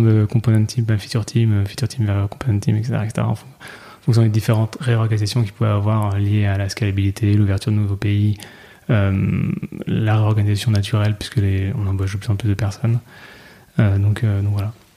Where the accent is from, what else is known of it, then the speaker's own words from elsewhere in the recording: Nantes, Pays de la Loire, France; je viens de Nantes